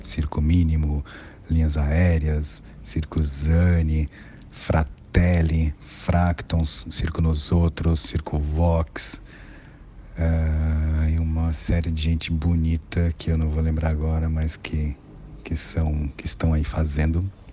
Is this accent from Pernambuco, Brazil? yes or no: no; São Paulo, Brazil; Eu sou de Guaianazes. Guaianazes, extremo da Zona Leste